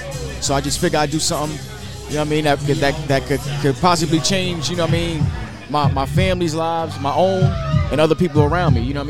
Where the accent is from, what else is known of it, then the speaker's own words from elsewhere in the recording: New York, United States; now in Detroit, United States; I'm from New York. New York, yeah.